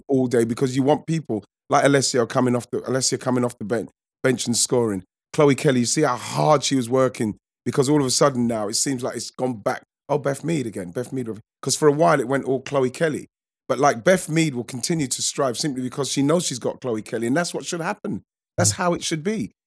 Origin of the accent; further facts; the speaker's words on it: England, United Kingdom; we're English